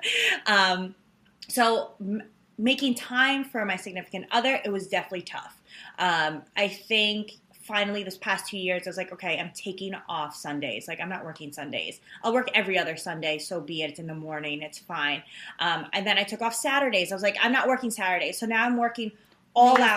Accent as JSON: {"language": "English", "town": "New York City", "region": "New York", "country": "United States", "said": "New York City, I'm from Queens"}